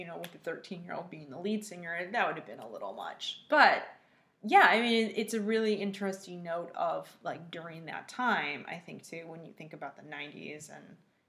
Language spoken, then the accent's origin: English; Northville, Michigan, United States; I grew up in Michigan, and when I was in middle school, it was predominantly Northville, Michigan. It was predominantly white.